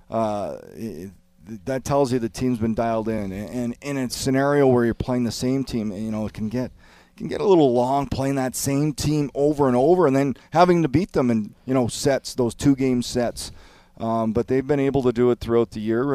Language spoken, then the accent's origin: English; Canada; I know I'm Canadian